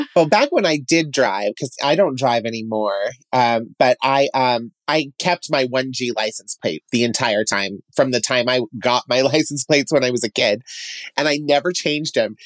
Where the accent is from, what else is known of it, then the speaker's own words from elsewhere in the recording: Emmett, Idaho, United States; now in Boise, United States; I am from Emmett